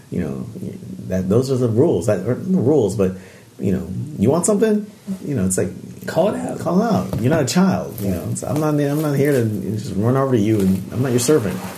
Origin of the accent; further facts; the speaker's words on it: Japan; although I grew up in Japan, I grew up mostly on military bases.